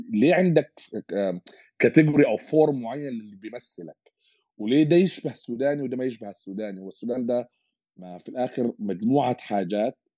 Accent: United Arab Emirates; وبستمتع به من انا صغير يمكن اكيد لي علاقه بيت تربيت وين في الامارات وكده

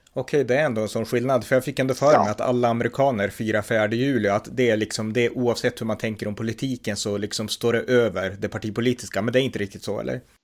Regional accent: Sweden; här i Sverige

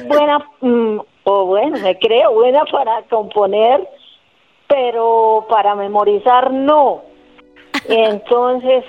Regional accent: Carmen de Carupa, Cundinamarca, Colombia; soy del municipio de Carmen de Carupa

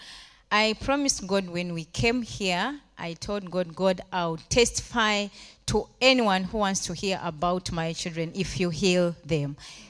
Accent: Uganda; moved away as an adult; now in Rome, Italy; I'm from Uganda, East Africa.

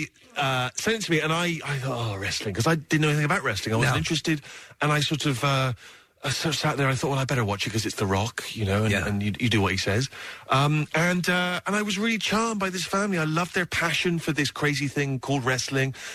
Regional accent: Bristol, South West England, United Kingdom; my hometown in Bristol in England

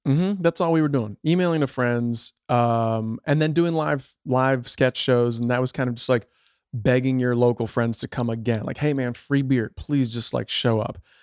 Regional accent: outside Chicago, Illinois, United States; moved away as an adult; now in California, United States; I grew up outside Chicago

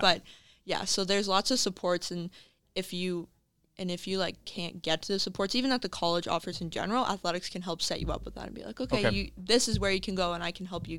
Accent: Cornwall, Ontario, Canada; It works out well for my roommate and I because we are from Cornwall, so it's on a Sunday night. So we can like go home, have supper before, then go to soccer.

